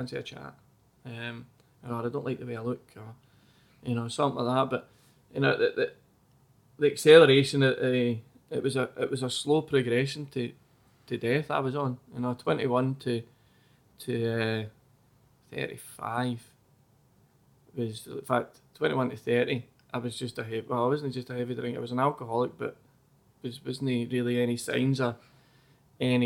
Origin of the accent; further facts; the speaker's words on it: Mogam, Scotland, United Kingdom; I was from Mogam